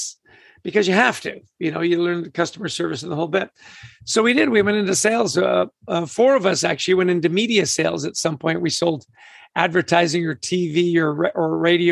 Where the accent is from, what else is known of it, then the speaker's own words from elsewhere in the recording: Vancouver, British Columbia, Canada; also born or lived in Edmonton, Alberta; I grew up in Canada. I was born in Edmonton, grew up in Vancouver.